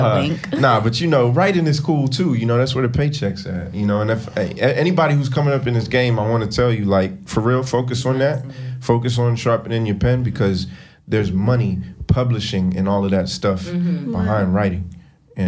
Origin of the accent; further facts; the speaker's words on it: Burlington, North Carolina, United States; moved away as an adult; also born or lived in Miami; now in New York, United States; I'm from Burlington, North Carolina. Shout out to the 336. Super small town. Mm-hmm. But one of the things we are very famous for, unfortunately, is the county I grew up in is called Alamance County